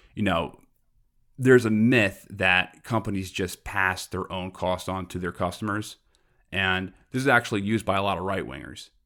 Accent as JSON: {"language": "English", "town": "New York City", "region": "New York", "country": "United States", "also_born_or_lived": "Brooklyn / Long Island", "said": "I'm from Queens originally"}